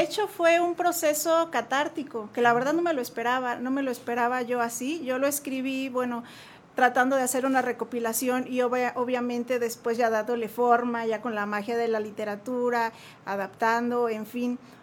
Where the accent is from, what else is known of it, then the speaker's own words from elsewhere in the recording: Jalisco, Mexico; now in Querétaro, Mexico; yo soy de Jalisco, allá nací, ya, ya llevo aquí muchos años viviendo